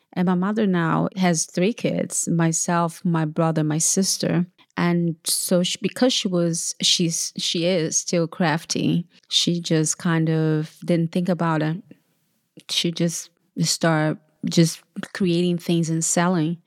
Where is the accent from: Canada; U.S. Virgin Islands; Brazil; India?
Brazil; also born or lived in São Paulo, Brazil / Feira de Santana, Bahia, Brazil; now in United States; I'm from Brazil. I was born in São Paulo, Brazil, and I moved to Bahia, which is my mother's, uh, home state, Feira de Santana, Bahia, which is northeast of Brazil. And, uh, we moved from São Paulo to Bahia, I was eleven, and I grew up with, surrounded with my grandmother